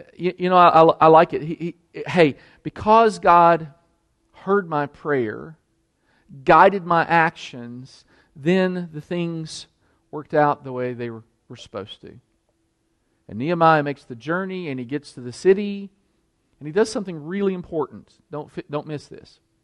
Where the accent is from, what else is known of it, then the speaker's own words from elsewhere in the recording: Danville, Kentucky, United States; moved away; I'm from Danville. My mother still lives in Danville, Kentucky